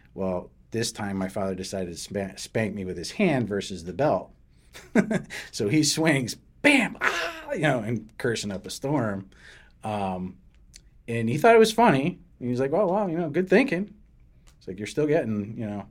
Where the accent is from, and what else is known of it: New Britain, Connecticut, United States; born or raised there; also born or lived in Derby, Connecticut / Hartford, Connecticut